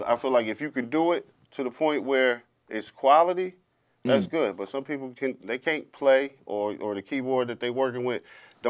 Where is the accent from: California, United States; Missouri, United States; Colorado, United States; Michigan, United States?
Michigan, United States; Grand Rapids; Growing up in G Rapids, it's a little different, man. Detroit and G Rap is like, it's like two different worlds. Grand Rapids is kind of West Michigan